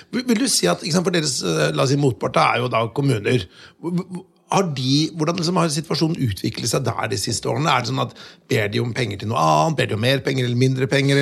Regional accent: Notodden, Vestfold og Telemark, Norway; jeg kommer fra, fra Notodden

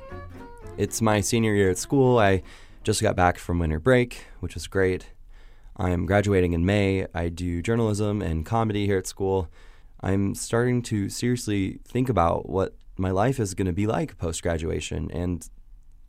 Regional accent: Indiana, United States; I'm from Indiana

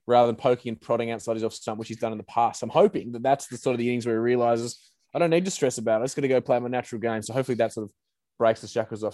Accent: Australia; as Australian fans

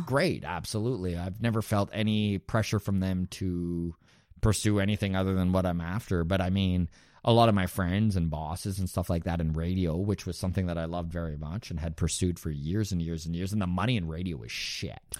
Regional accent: Grande Prairie, Alberta, Canada; moved away as an adult; also born or lived in Toronto; now in Halifax, Canada; Grand Prairie was my hometown too.

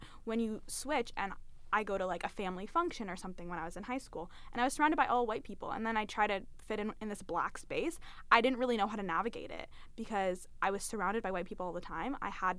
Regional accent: London, United Kingdom; I grew up in London. I went to a primarily, like, white elementary school.

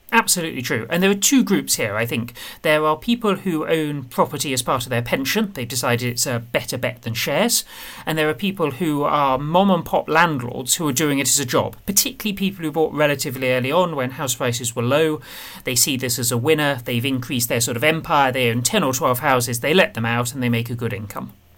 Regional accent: Medway, South East England, United Kingdom; I grew up in Medway

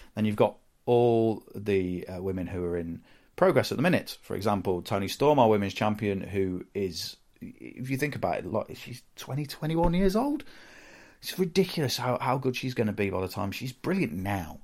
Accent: the Midlands, England, United Kingdom; I'm from the Midlands

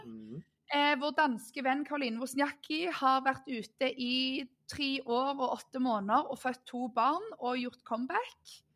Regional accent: Norway; det har vært flaut nesten og gått rundt litt som nordmann eh, etter hvert

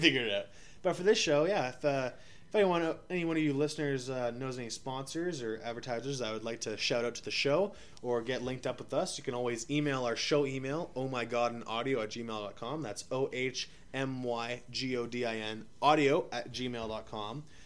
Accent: Ottawa, Ontario, Canada; also born or lived in Yellowknife; I'm from Ottawa, obviously, but recording from out of Yellowknife

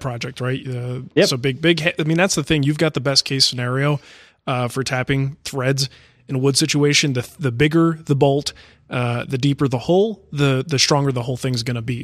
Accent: Arizona, United States; moved away; I'm from Arizona

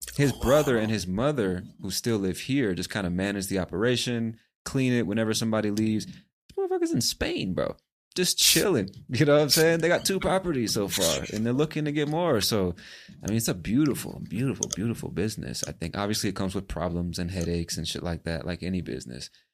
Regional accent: United States; moved away as an adult; As an American born and raised in the States

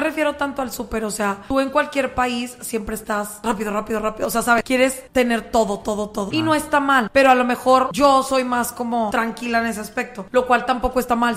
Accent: Monterrey, Nuevo León, Mexico; mi propio Monterrey

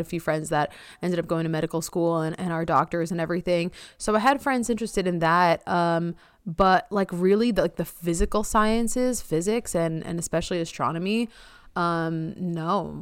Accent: Long Island, New York, United States; also born or lived in Amherst, Massachusetts; where I grew up on Long Island is very competitive.

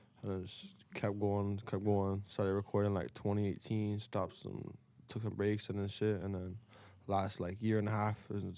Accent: Toronto, Ontario, Canada; I mean, shit, for me, I grew up in Toronto, so I kind of moved around a lot

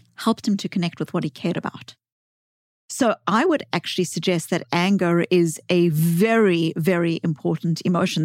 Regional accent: South Africa; accent: South African; I grew up as a white child in the white suburbs of apartheid South Africa

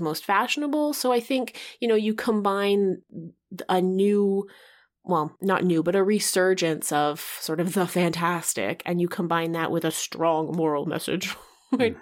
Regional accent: Canada; growing up in Canada

